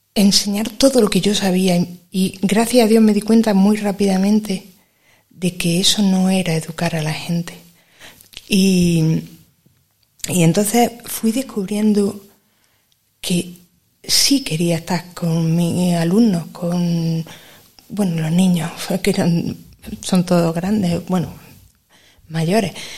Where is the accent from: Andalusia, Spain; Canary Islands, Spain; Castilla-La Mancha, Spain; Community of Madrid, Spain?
Andalusia, Spain; Granada; yo soy de Granada, de toda la vida